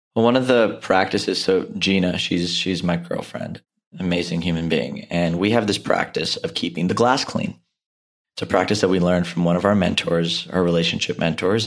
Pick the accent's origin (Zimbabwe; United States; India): India; an Indian male